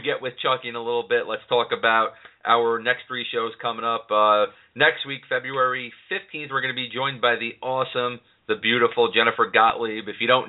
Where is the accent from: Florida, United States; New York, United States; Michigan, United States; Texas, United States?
New York, United States; I'm a New York guy.